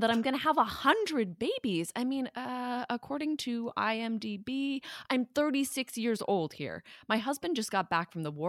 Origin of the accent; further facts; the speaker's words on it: United States; Well, I'm an American, so I love advertisements.